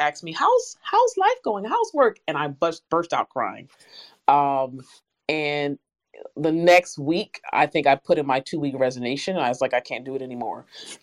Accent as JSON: {"language": "English", "town": "Philadelphia", "region": "Pennsylvania", "country": "United States", "moved": "yes", "lives_now": "New Jersey, United States", "said": "I'm originally from Philadelphia, Pennsylvania, now in New Jersey"}